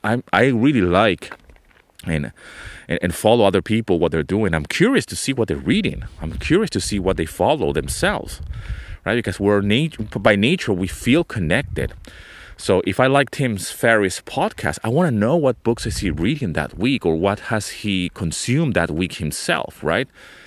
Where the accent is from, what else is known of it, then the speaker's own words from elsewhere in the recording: Venezuela; also born or lived in London, United Kingdom; I was born in London. I grew up in Venezuela, but I also traveled to Canada as a kid because my mother was studying.